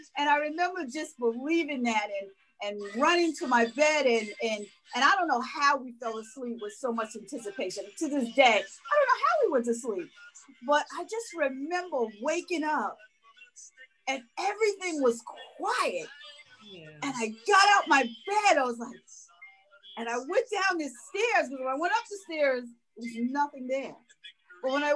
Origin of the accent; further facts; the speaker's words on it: New York, United States; growing up in New York